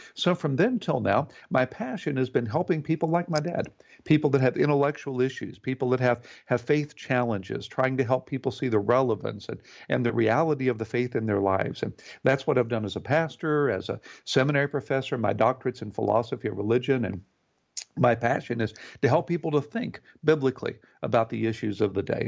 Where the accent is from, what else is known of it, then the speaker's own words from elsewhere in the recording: Houston, Texas, United States; I grew up in Houston, Texas, in a wonderful home